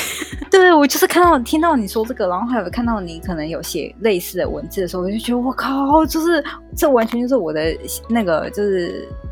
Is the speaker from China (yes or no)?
no; Taichung, Taiwan; moved away as an adult; now in Taipei, Taiwan; 在二零一五之前，我在我的家乡，我的家乡在台中哦，然后是二零一五之后我来台北